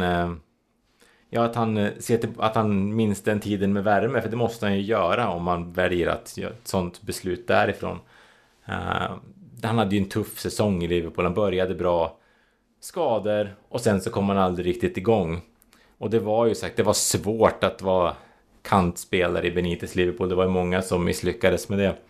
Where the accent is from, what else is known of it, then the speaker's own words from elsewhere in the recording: Sweden; vi svenskar